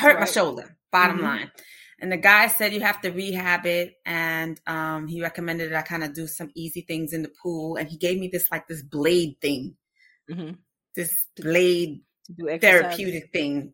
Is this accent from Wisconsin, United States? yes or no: no; New York, United States; now in Austin, United States; I grew up in New York